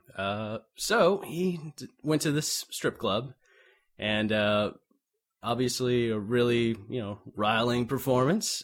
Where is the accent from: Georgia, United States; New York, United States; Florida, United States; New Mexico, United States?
Florida, United States; Navarre; back to my hometown of, uh, well, Navarre, Florida